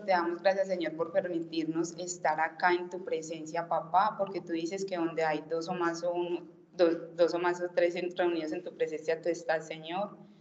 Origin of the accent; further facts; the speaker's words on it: Itagüí, Antioquia, Colombia; nací en Itagüí